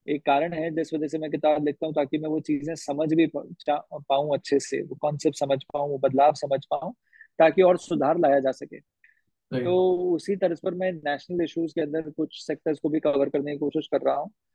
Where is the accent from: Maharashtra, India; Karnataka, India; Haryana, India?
Haryana, India; आप और मैं हरियाणा से हैं